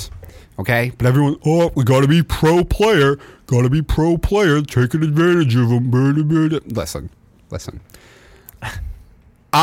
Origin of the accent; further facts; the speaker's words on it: United States; I'm an American